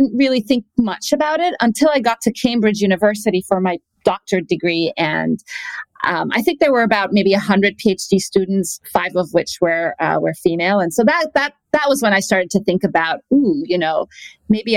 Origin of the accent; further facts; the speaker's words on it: Cairo, Cairo Governorate, Egypt; moved away as an adult; also born or lived in Kuwait / England; now in United States; I was born in Cairo, Egypt, and then my parents moved to the Middle East